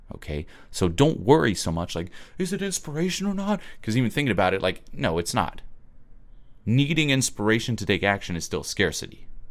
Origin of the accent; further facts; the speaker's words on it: Switzerland; moved away; I'm originally from Switzerland